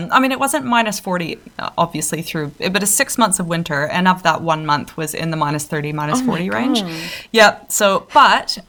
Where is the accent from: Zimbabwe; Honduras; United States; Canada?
Canada; I'm Canadian.